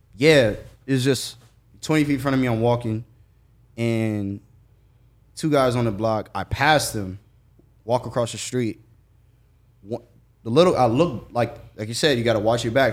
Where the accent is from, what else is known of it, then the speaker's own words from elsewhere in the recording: Jacksonville, Florida, United States; I'm from Jacksonville